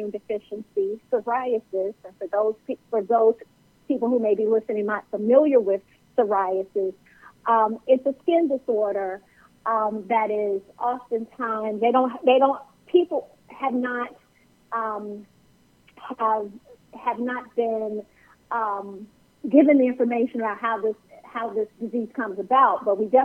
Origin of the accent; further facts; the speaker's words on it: Chicago, Illinois, United States; I grew up in Chicago